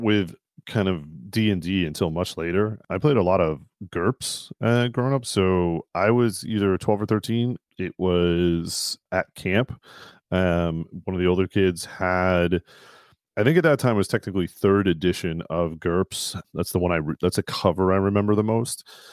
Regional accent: Burlington, Massachusetts, United States; where I grew up in Burlington, Mass

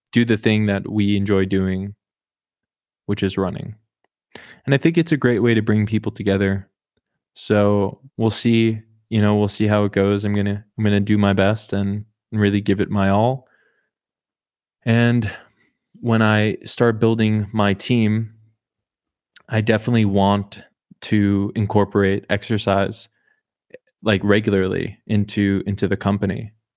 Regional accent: Oklahoma, United States; I was born in the state above Texas

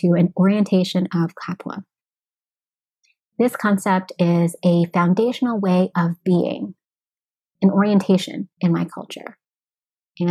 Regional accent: United States; I am American born, but my roots are Austronesian, Filipino, Indigenous, and Hispanic.

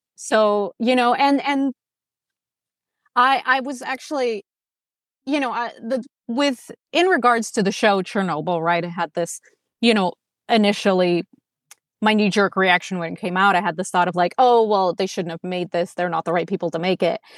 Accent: Moscow, Russia; now in Los Angeles, United States; I was born in Moscow, which is a big city, and then I moved to L A, which is also a big city.

